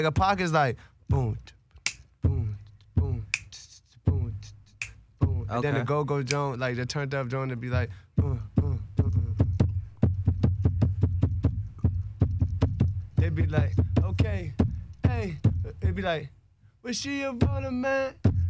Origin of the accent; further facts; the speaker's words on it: Maryland, United States; I'm full Jamaican, but I'm born in Maryland